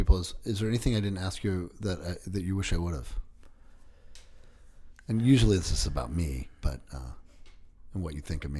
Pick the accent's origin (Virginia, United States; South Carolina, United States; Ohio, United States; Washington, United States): Washington, United States; I grew up right near Shadle.